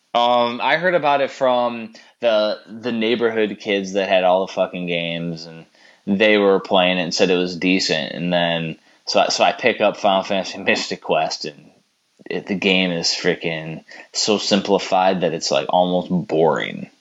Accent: Chicagoland area, Illinois, United States; We're from Chicago land area, which is a big metropolitan

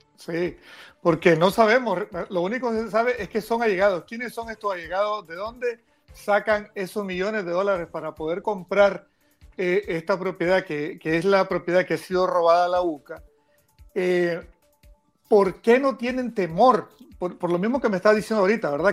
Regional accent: Nicaragua; como nicaragüense y como católico también

